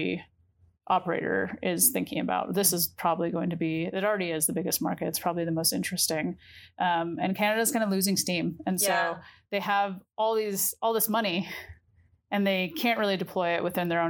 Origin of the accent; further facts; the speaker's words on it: New York, United States; as a New Yorker